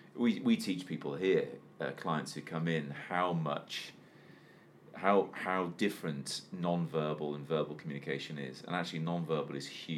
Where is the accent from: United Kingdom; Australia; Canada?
United Kingdom; Wales; But, you know, even though I grew up in Wales, I was only 20 miles from the English border.